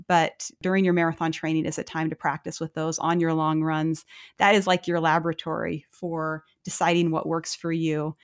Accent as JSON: {"language": "English", "town": "Lewistown", "region": "Montana", "country": "United States", "tie": "born or raised there", "moved": "yes", "said": "my hometown, Lewistown"}